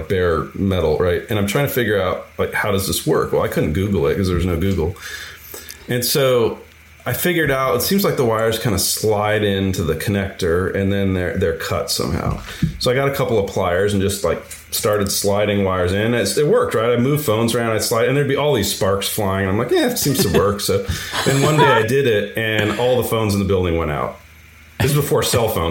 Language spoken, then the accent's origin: English; San Francisco, California, United States; I'm from San Francisco